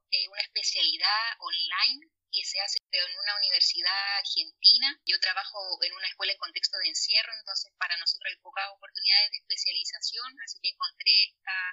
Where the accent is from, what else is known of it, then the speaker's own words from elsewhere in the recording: Valparaíso, Chile; also born or lived in Santiago; soy de Valparaíso, a pesar que mi inicios yo soy santiaguina